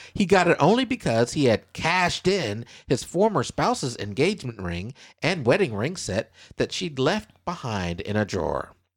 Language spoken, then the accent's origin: English; Kansas, United States; moved away as an adult; now in Southeast Texas, United States; my home state, Kansas